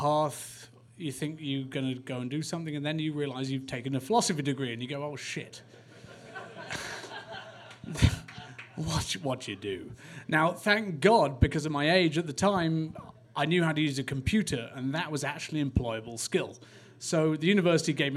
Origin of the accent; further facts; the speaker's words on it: England, United Kingdom; I'm English